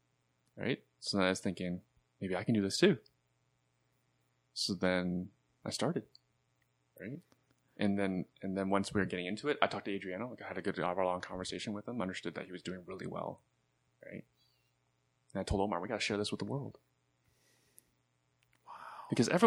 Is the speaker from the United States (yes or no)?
no; Canada; I love being Canadian. Yeah. Paying taxes, you know, the cost of living here, and it's worth it, right?